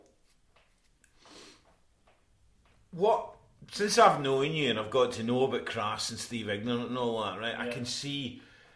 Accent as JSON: {"language": "English", "town": "Ayr", "region": "Scotland", "country": "United Kingdom", "tie": "born or raised there"}